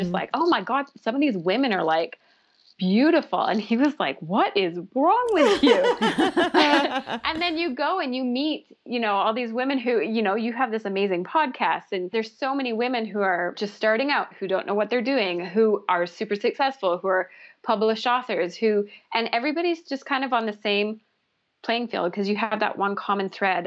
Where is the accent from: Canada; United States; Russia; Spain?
Canada; I'm Canadian and that's our Dunkin' Donuts here